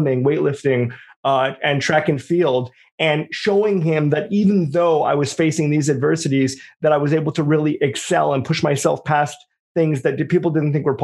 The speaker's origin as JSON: {"language": "English", "country": "Canada", "said": "I'm from Canada"}